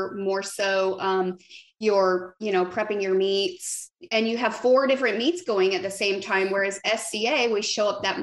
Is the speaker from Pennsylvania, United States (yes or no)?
no; Arizona, United States; moved away as an adult; now in Nashville, United States; I just moved to Nashville. And so I'm originally from Arizona